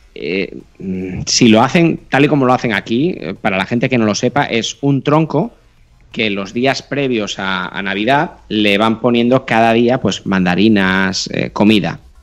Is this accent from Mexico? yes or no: no; Catalonia, Spain; yo como catalán